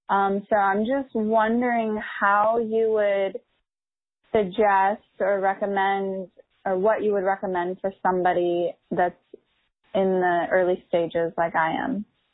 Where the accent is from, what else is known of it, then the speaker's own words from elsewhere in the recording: Long Beach, California, United States; I'm from Long Beach, California.